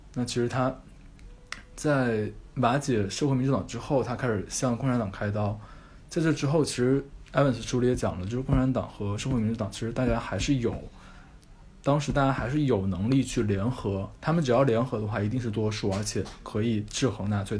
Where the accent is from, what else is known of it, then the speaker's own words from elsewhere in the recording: China; 我们中国人